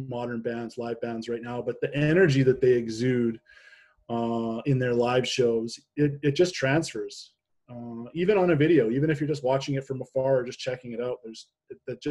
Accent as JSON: {"language": "English", "country": "Canada", "also_born_or_lived": "Nashville, United States", "said": "I'm Canadian"}